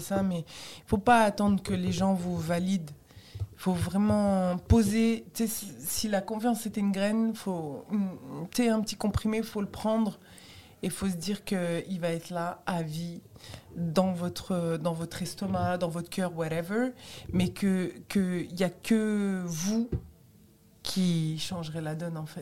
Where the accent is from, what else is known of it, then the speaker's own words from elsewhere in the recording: France; also born or lived in Tunisia (origin/ancestry); je suis française